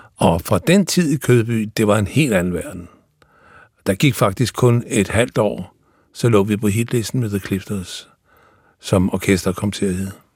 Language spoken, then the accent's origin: Danish; Odense, Southern Denmark, Denmark; i Odense, hvor jeg kommer fra